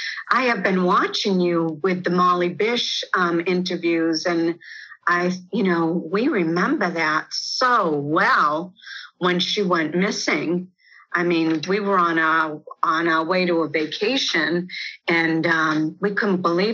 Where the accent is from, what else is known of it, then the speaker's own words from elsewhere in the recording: Worcester, Massachusetts, United States; Worcester, I grew up in Worcester